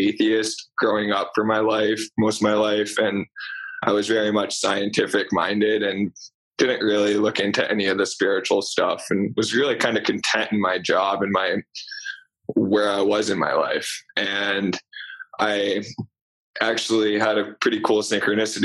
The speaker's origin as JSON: {"language": "English", "region": "Vermont", "country": "United States", "tie": "born or raised there", "also_born_or_lived": "Rhode Island", "said": "I grew up in Vermont. I went to high school in Vermont"}